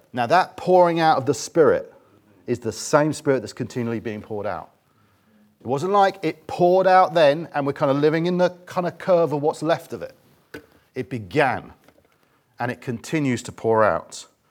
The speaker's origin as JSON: {"language": "English", "region": "England", "country": "United Kingdom", "said": "we're English"}